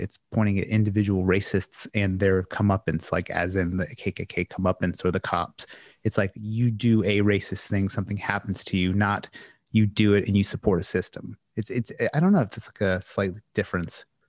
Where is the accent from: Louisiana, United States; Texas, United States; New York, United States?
Louisiana, United States; I'm from Louisiana